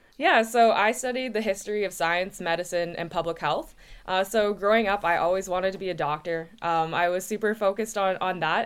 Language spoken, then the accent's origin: English; Oshawa, Ontario, Canada; I grew up in Oshawa, Ontario